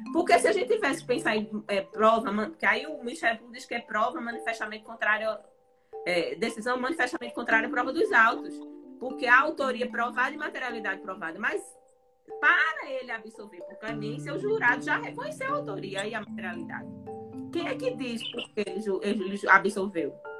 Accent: Recife, Pernambuco, Brazil; moved away; sou recifense, morro de saudade de Pernambuco

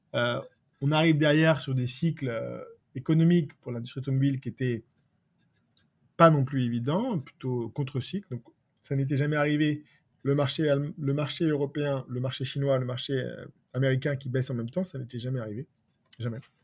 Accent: France; chez nous en France

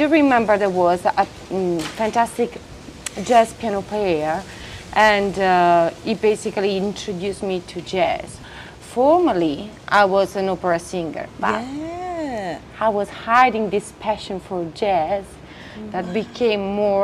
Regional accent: Bari, Apulia, Italy; moved away as an adult; now in Perth, Australia; I come from Bari, which is a city in the southeast.

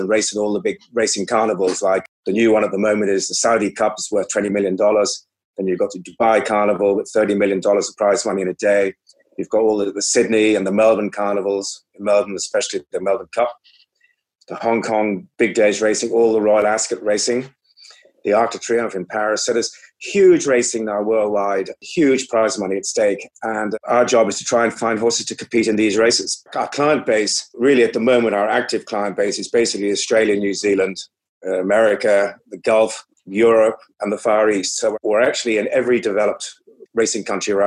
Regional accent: Ireland; also born or lived in England; I was born in Ireland, raised on a family farm surrounded by racehorses.

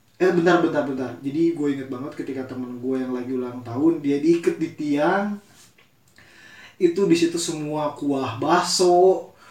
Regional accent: Bogor, West Java, Indonesia; kita besar di Bogor kami besar di Bogor

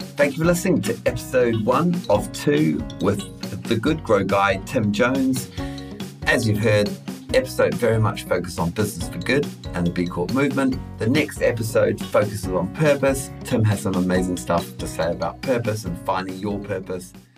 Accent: New Zealand; moved away as an adult; also born or lived in United Kingdom; Kiwi abroad in the UK

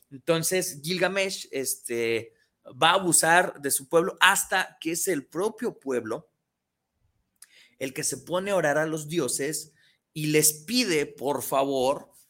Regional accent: San Pedro Tlaquepaque, Jalisco, Mexico; Saludos a, a, mi San Pedro Tlaquepaque, saludos a, a mi pueblito querido, ¿verdad?

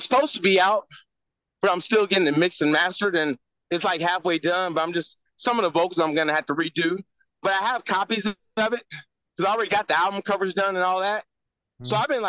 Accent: Houston, Texas, United States; I grew up in Fifth Ward, especially during the 80s.

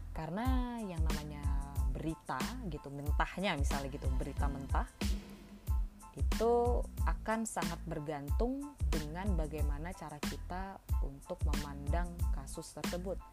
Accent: Medan, North Sumatra, Indonesia; moved away as an adult; Aku asalnya dari Medan, eh, lahir di kota Medan. Dari kecil di sana sampai SMA gitu. Nah, tapi pas kuliah aku kuliah di UI merantau ke Jakarta well enggak sih technically Jawa Barat sih karena di Depok kan UI yang di Depok

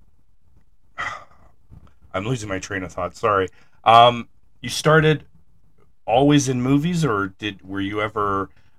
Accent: Canada; up here in Canada, I'm from Canada

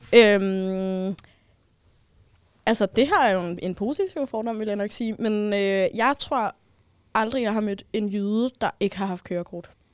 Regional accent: Copenhagen, Capital Region of Denmark, Denmark; jeg er københavner.

